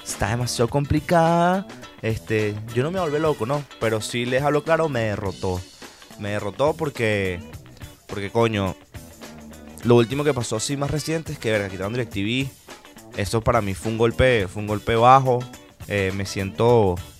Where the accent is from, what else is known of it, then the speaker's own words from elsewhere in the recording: Venezuela; soy venezolano